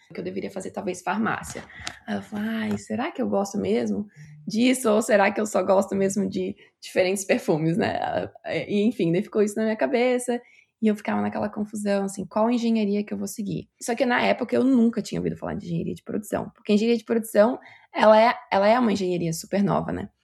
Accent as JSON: {"language": "Portuguese", "town": "Itapema", "region": "Santa Catarina", "country": "Brazil", "tie": "born or raised there", "also_born_or_lived": "Pará, Brazil / Joinville, Brazil", "moved": "as an adult", "lives_now": "Canada", "said": "Eu sou de Santa Catarina. Na verdade, eu nasci no Pará, no Brasil, mas eu cresci em Santa Catarina, em Itapema"}